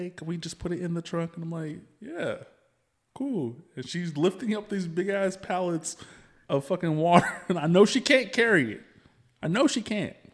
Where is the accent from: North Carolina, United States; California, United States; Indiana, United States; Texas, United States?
Texas, United States; Pflugerville; I grew up in Pflugerville.